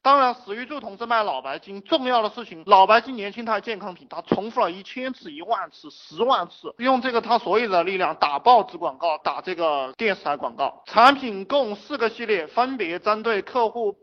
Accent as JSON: {"language": "Chinese", "country": "China", "said": "我们中国人含蓄"}